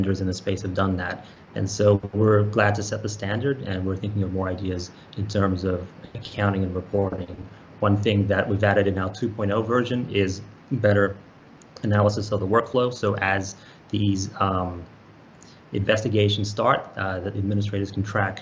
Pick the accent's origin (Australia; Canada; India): Australia; moved away as an adult; also born or lived in Bay Area, United States; I was born and raised in Australia, and I've spent my whole entire technology career in technology since I moved when I was 19 to the Bay Area